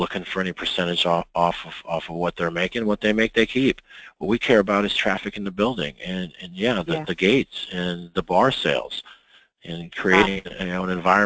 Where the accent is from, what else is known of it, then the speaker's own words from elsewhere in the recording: Midwest, United States; I'm from the Midwest